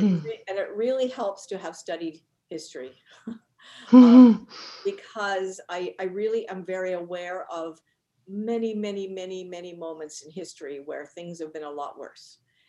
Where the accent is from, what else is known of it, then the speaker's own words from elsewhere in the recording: Northern Ireland, United Kingdom; I'm actually was born in Northern Ireland, and I grew up in the UK. And I grew up in Northern Ireland at a time when